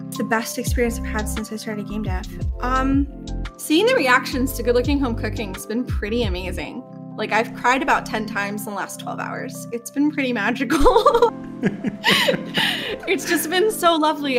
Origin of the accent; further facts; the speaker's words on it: New York, United States; I am from New York and it's hella diverse here